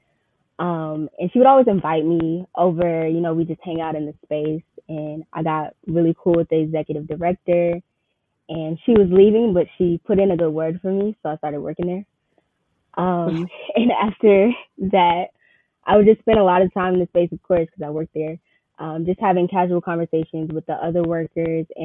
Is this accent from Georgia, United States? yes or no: yes; Riverdale, Georgia, United States; I'm from Riverdale, Georgia